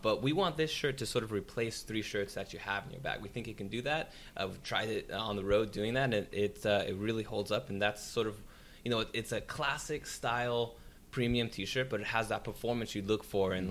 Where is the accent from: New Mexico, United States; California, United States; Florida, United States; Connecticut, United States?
California, United States; San Jose; now in Los Angeles, United States; my hometown in San Jose